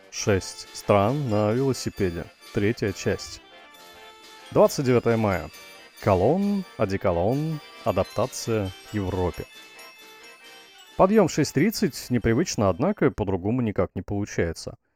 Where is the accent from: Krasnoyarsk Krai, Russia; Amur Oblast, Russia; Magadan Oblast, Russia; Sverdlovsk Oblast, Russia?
Amur Oblast, Russia; Blagoveshchensk; Есть пиво, которое можно купить даже в городе Хэйхэ напротив моего родного города Благовещенска.